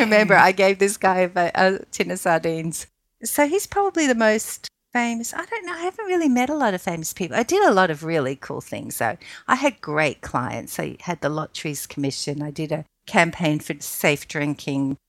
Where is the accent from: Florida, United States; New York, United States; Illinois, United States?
New York, United States; moved away; I was allowed to go when I was 10 by myself in New York